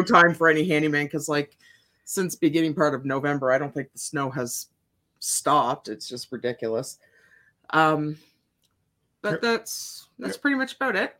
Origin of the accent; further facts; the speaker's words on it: Ontario, Canada; I grew up in Ontario, which was right across from Port Huron, Michigan